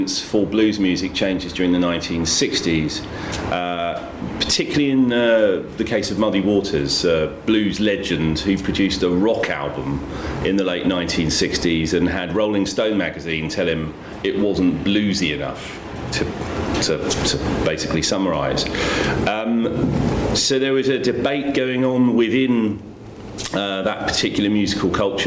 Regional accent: Brighton, South East England, United Kingdom; I grew up in Brighton

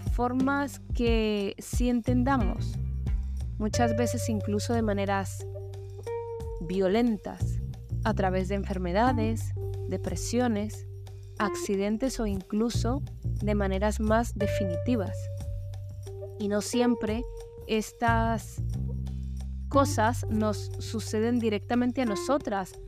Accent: Colombia; moved away; Colombia, mi país de origen

